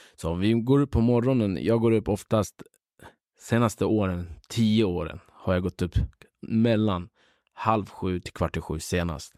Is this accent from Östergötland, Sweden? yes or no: no; Upplands-Bro, Stockholm County, Sweden; also born or lived in Kurdistan, northern Iraq; uppvuxen i Upplandsbro. Eh, men eh, vi börjar tillbaka. Jag föddes i Kurdistan, norra Irak. Flyttade hit eh, när jag var nio år